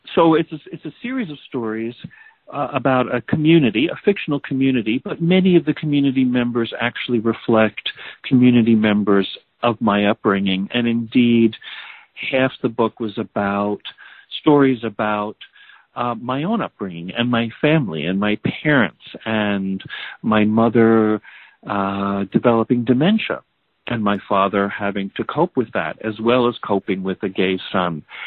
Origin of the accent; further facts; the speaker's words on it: New Jersey, United States; moved away as an adult; also born or lived in Boston; now in California, United States; having moved away from my my family community in New Jersey, I, I lived in Boston for many years, and now I live in California